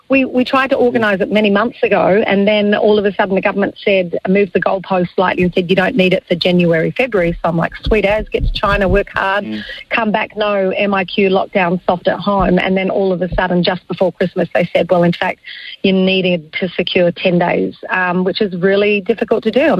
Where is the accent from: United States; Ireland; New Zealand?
New Zealand; Tauranga, Bay of Plenty; born or raised there